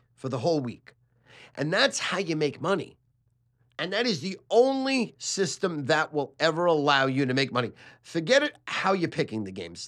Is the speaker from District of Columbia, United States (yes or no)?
no; New York City, New York, United States; also born or lived in Sheepshead Bay, Brooklyn; I was born in Manhattan Beach, Brooklyn